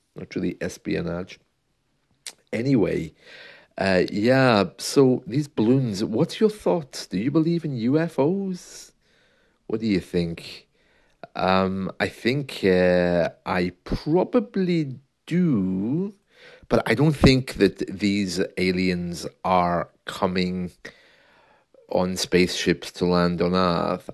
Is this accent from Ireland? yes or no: no; United Kingdom; being the British man I am